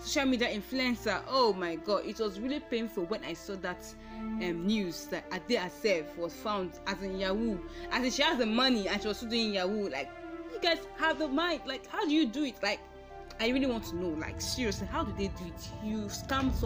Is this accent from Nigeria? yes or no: yes; Igbo, Igboland, Nigeria; accent: Igbo; my Igbo accent